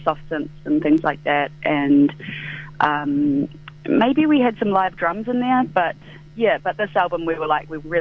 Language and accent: English; Nelson, New Zealand; also born or lived in Wanaka; I'm from Nelson originally.